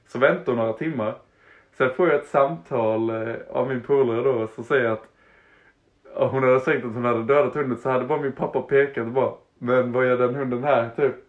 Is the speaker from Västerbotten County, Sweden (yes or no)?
no; Harplinge, Halland County, Sweden; jag hade typ um, bott i Harplinge kanske... Det var där jag växte upp. Jag flyttade runt lite, sen så hamnade jag i Harplinge, en liten plats utanför Halmstad.